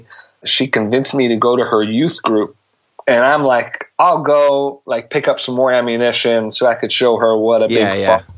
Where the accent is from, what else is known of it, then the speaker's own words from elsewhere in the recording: Buffalo, New York, United States; Yeah, Buffalo, New York.